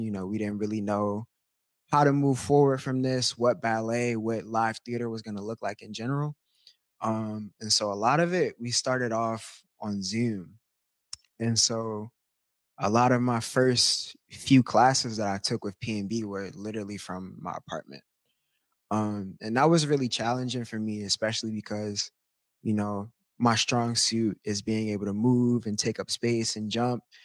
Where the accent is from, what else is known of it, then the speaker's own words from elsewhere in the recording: Baltimore, Maryland, United States; moved away; I'm from Baltimore, Maryland, originally, born and raised